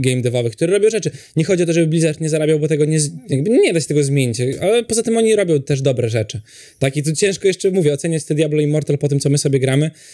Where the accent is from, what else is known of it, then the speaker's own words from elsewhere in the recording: Poland; u nas w Europie, w Polsce